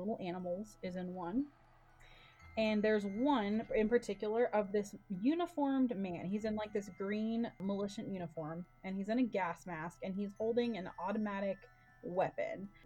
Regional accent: Dallas, Texas, United States; now in Colorado, United States; I'm from Dallas, but we live in Colorado

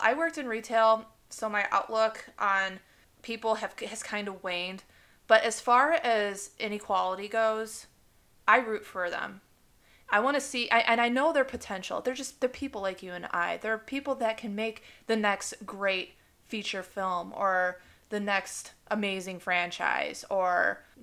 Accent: Chicago, Illinois, United States; I'm blessed to have lived so close to Chicago over the years, like since I was born

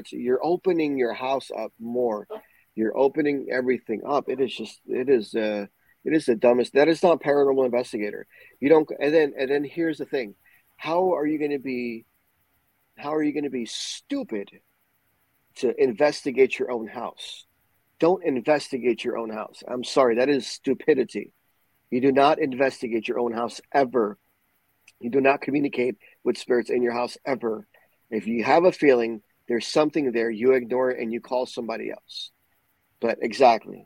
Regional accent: Puerto Rico; Growing up in Puerto Rico

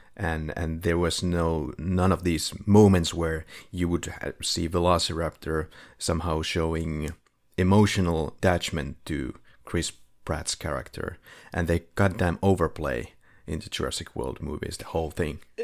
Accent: Finland; now in Philippines; we're both from Finland

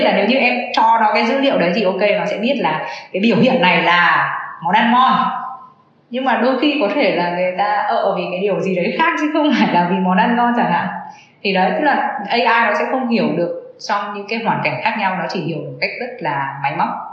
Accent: Vietnam; người mình là người Việt Nam

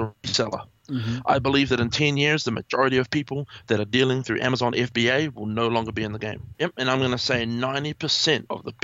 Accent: New Zealand

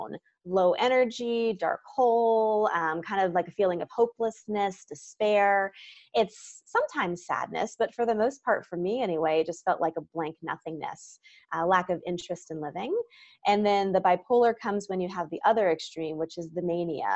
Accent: Virginia, United States; now in Los Angeles, United States; I kind of had a normal childhood growing up in Virginia

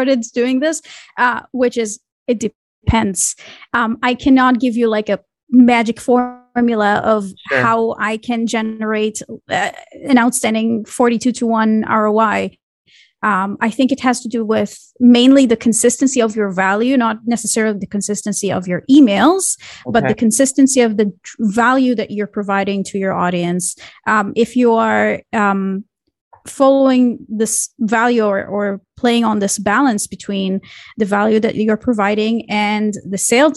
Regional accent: Israel; I grew up in Israel

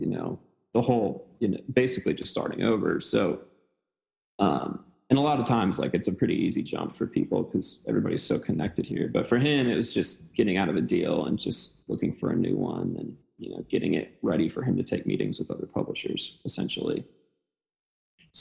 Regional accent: Gillette, Wyoming, United States; moved away as an adult; also born or lived in Murfreesboro, Tennessee; now in Nashville, United States; So I'm from Gillette, Wyoming, as I said.

